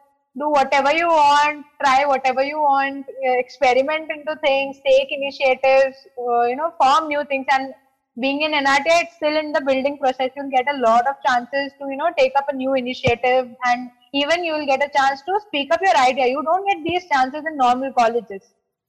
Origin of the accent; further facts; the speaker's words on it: North India, India; you know, I am from North, you are from South, right?